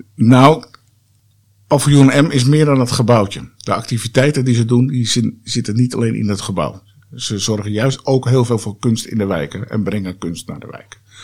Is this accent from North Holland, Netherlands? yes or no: yes; Haarlem, North Holland, Netherlands; moved away; also born or lived in Amsterdam / Lelystad; ik ben eh, eh, opgegroeid in Haarlem, geboren in Amsterdam, maar ik ben echt in Haarlem opgegroeid